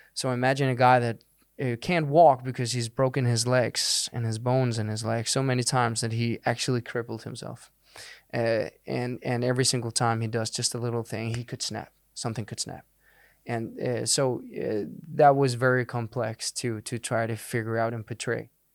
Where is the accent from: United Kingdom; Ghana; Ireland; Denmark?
Denmark; first language Danish; English is a second language; moved away as an adult; I'd done a few things back in Denmark, but that was in Danish.